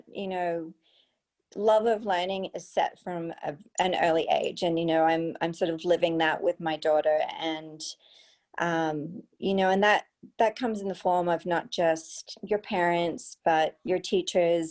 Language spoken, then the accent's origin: English; Australia; moved away; a trip home to Australia